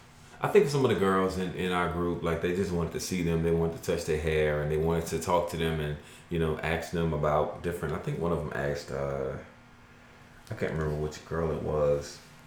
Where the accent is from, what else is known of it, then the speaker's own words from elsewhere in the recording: United States; I'm Black American